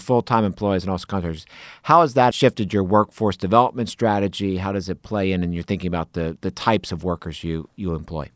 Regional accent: Alabama, United States; Growing up in Alabama, my family was a customer of the Southern Company for many years

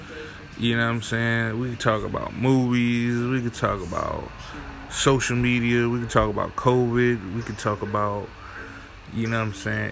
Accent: South Carolina, United States; also born or lived in New Haven, Connecticut / Maryland; I was born in, you know what I'm saying, New Haven, Connecticut, for those who don't know. You know what I'm saying? I grew up in South Carolina.

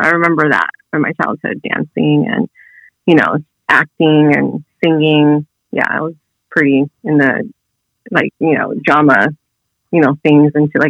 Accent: Long Beach, California, United States; Long Beach, California.

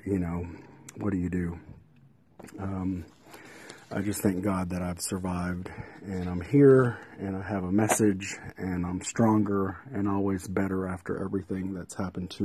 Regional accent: Midland, Texas, United States; News West 9 in Midland, my hometown

